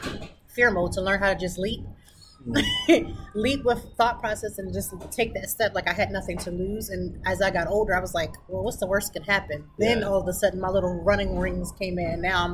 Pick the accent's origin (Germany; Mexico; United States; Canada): United States; Lancaster, Pennsylvania; I wanted to go back because I'm from Lancaster.